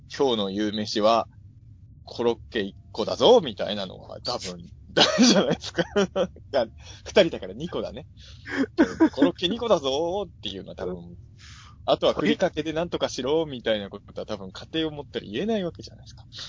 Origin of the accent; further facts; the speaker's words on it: Ibaraki, Japan; born or raised there